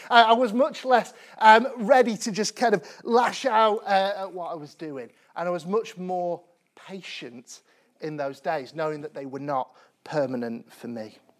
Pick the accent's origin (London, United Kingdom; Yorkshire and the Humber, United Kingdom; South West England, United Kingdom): Yorkshire and the Humber, United Kingdom; Sheffield; I grew up in Sheffield in the nineteen nineties